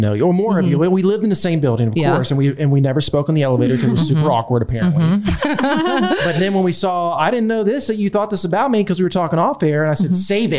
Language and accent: English; Delaware, United States; moved away as an adult; also born or lived in Lakeland, Florida; I grew up in Delaware. I went to school in Florida Southern College.